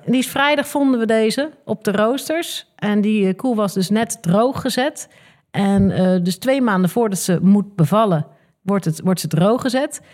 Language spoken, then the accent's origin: Dutch; The Hague, South Holland, Netherlands; moved away as an adult; ik kom oorspronkelijk uit Scheveningen.